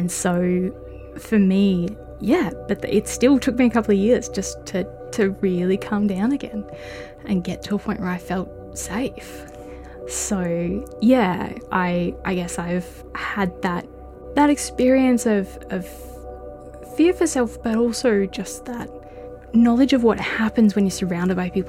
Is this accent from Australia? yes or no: yes; Melbourne, Victoria, Australia; moved away as an adult; also born or lived in Hamilton / Daylesford; now in Ballarat, Australia; I grew up in Melbourne, and I moved out here